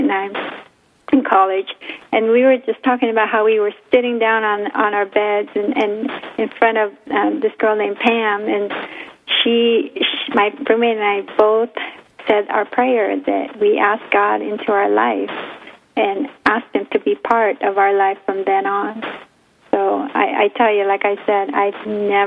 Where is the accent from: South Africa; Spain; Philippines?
Philippines; now in United States; growing up in the Philippines